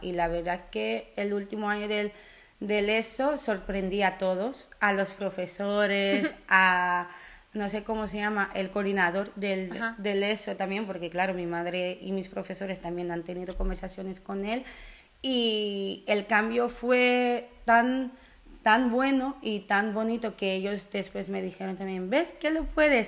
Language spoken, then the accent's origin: Spanish; Netherlands; also born or lived in Curaçao; vengo de Sudamérica, pero crecí en Holanda. Y bueno, siendo Holanda cuando me fui con nueve años